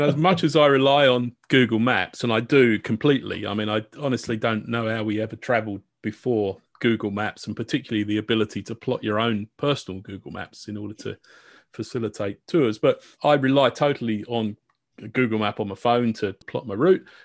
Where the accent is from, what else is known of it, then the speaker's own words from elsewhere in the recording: United Kingdom; accent: British; I can always break out my British accent